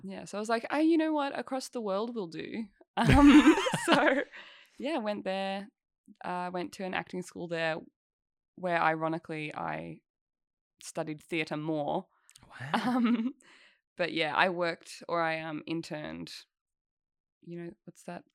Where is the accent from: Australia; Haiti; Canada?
Australia; Albury-Wodonga; I grew up in Albury, Wodonga